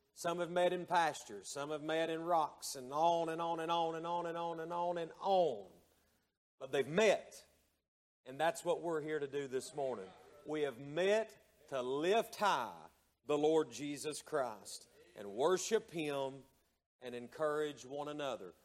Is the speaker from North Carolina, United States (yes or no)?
yes; Hayesville, North Carolina, United States; moved away; the church that I was raised in up in Hayesville, North Carolina